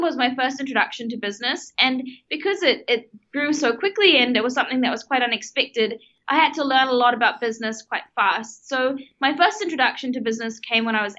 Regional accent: Auckland, New Zealand; also born or lived in South Africa; I was born in South Africa and my family moved to New Zealand when I was 8 years old. And I spent all of my high schooling years going to school in Auckland

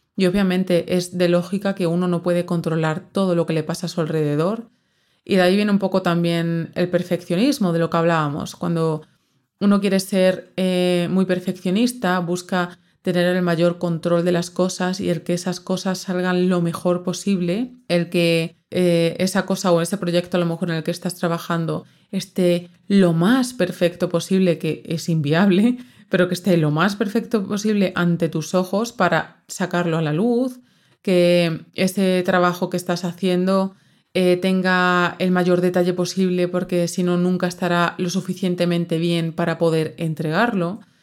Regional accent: southern Extremadura, Spain; moved away; yo soy del sur de Extremadura, muy al sur, de hecho estoy como a una hora, hora y cuarto de Sevilla

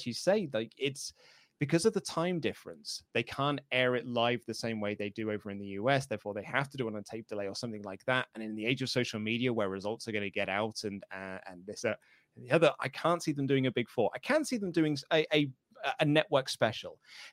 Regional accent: England, United Kingdom; I am a Brit, so I am from the UK, I'm from England

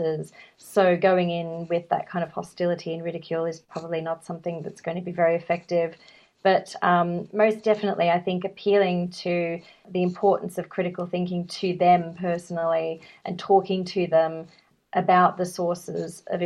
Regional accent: Australia; I'm from Australia

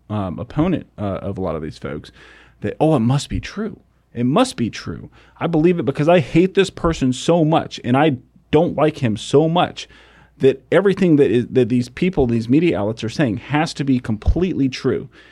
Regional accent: United States; growing up in America

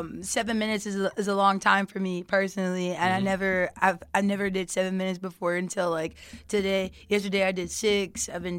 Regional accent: Texas, United States; I'm from Texas. I first started out in the Seeker Group in East Downtown in Houston.

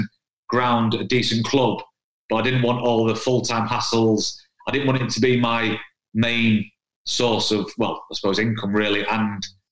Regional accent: Stockport, North West England, United Kingdom; now in Huddersfield, United Kingdom; my hometown club, Stockport County

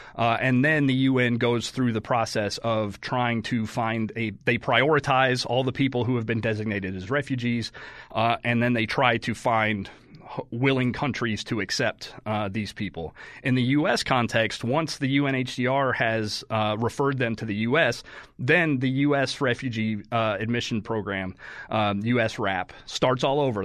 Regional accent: Oklahoma, United States; also born or lived in Texas; I grew up in Oklahoma.

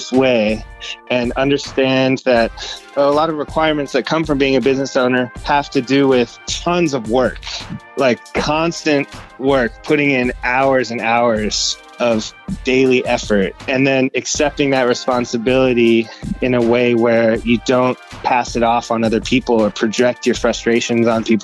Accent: San Francisco, California, United States; moved away as an adult; now in New York City, United States; I grew up in San Francisco, California

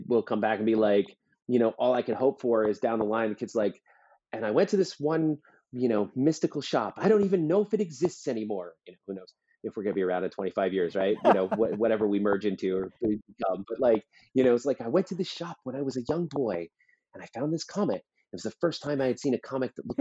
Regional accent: East Coast, United States; now in Albuquerque, United States; I grew up on the East Coast

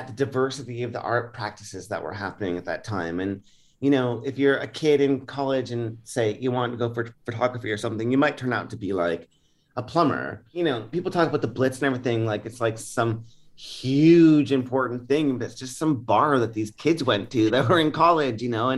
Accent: Kincardine, Ontario, Canada; I grew up in this small town called Kincardine, Ontario

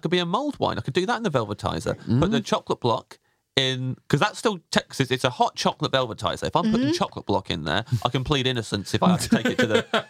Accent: Kettering, East Midlands, United Kingdom

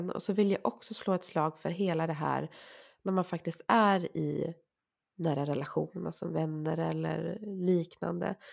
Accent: Sweden; fast jag är så svensk man bara kan

